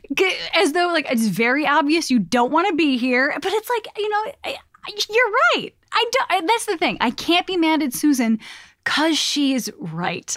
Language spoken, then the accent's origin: English; Chicago, Illinois, United States; moved away; I'm from Chicago